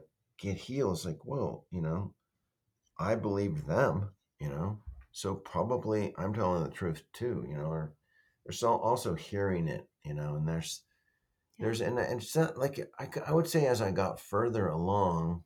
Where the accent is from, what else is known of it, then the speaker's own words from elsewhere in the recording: Denver, Colorado, United States; moved away; I was raised in Denver for part of it